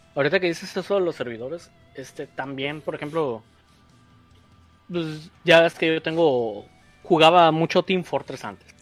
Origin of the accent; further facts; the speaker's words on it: Mexico; somos mexicanos